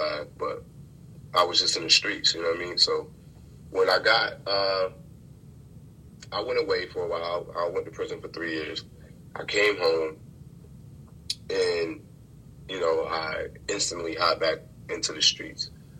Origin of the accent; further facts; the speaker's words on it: Rochester, New York, United States; Rochester, New York.